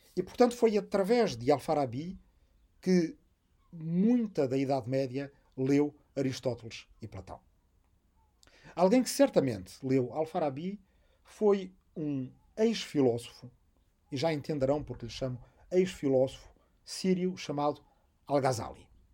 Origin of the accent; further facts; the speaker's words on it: Arrifana, Portugal; moved away; also born or lived in Massachusetts, United States / Azores; minha aldeia de Arrifana